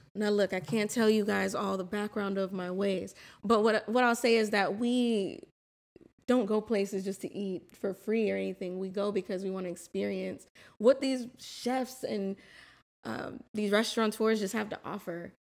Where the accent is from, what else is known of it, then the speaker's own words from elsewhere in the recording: West Palm Beach, Florida, United States; moved away as an adult; I was born and raised in West Palm Beach